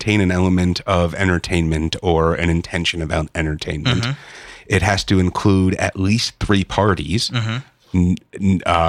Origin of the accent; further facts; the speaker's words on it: Chicago, Illinois, United States; moved away; also born or lived in Los Angeles; growing up in Chicago